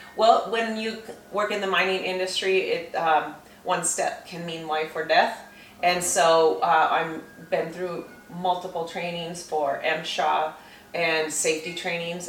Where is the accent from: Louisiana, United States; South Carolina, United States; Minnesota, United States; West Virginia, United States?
Minnesota, United States; St. Cloud; I grew up in St. Cloud